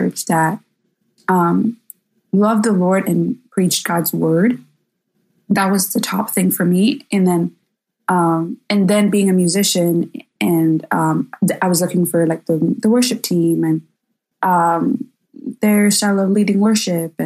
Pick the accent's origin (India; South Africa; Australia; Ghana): India; moved away as an adult; also born or lived in Chicago, United States; now in United States; I grew up in India. So I grew up in the Indian church and was part of that for my entire life. And then when I moved to the U.S., I was in Chicago